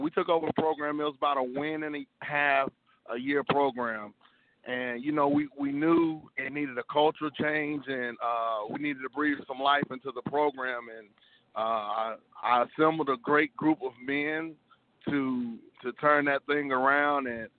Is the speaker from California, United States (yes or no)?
no; Gastonia, North Carolina, United States; So I'm coming from Hunter Huss High School in Gastonia, North Carolina, and I hail from the same place. I graduated from Hunter Huss in 2000